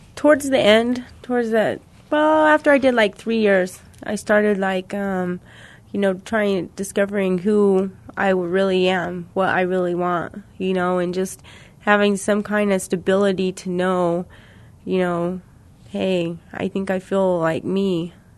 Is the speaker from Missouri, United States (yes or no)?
yes; Missouri, United States; now in New Mexico, United States; I'm from Missouri